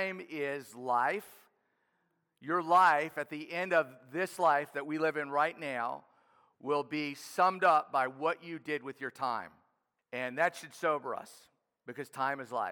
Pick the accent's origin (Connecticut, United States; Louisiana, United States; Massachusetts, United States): Louisiana, United States; New Orleans; I grew up in New Orleans, an inner city kid playing inner city baseball